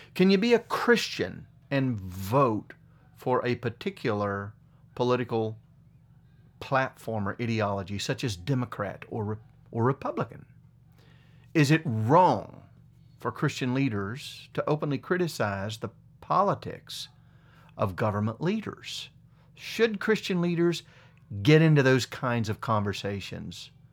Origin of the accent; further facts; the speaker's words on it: United States; This is my home. I was born here